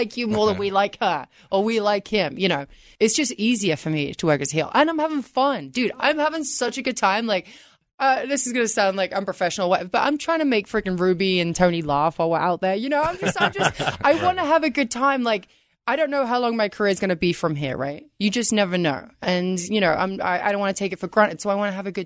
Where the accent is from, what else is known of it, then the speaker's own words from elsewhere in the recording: England, United Kingdom; now in United States; I'm from England, and I pronounce it a little bit differently